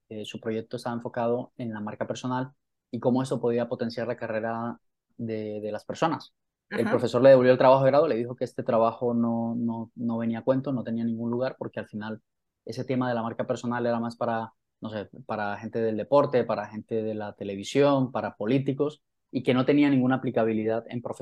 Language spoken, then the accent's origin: Spanish; Santa Marta, Magdalena, Colombia; moved away as an adult; also born or lived in Manizales / London; now in Spain; vivo en España y en el año 2010 me fui de Colombia porque quería reinventarme a nivel profesional. Yo soy de Santa Marta